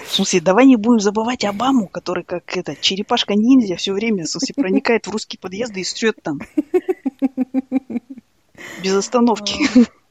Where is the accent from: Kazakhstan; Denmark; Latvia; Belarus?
Kazakhstan; Almaty; moved away; мы казахи